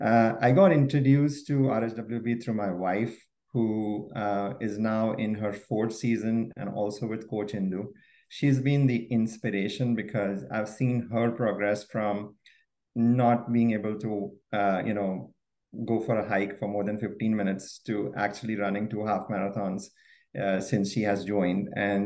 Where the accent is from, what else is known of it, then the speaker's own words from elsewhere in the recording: Mumbai, Maharashtra, India; also born or lived in Kerala (ancestry); now in Edison, New Jersey, United States; I'm a Mallu, born and brought up in Mumbai, living in Edison, New Jersey.